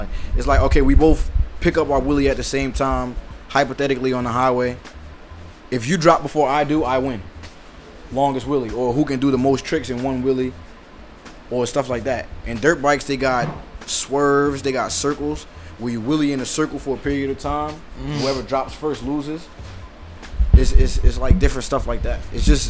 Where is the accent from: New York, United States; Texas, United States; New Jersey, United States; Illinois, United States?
New Jersey, United States; I'm from Jersey.